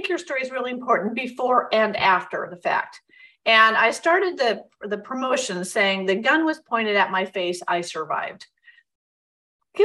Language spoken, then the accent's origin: English; Vermont, United States; I grew up up in Vermont